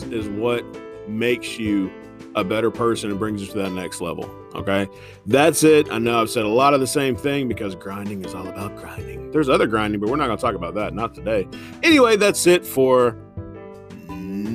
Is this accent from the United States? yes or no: yes; Indiana, United States; now in Newnan, United States; Midwesterner here. Yeah, I'm from Indiana.